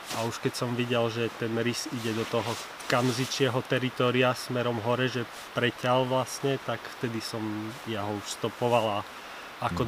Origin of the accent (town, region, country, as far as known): Slovakia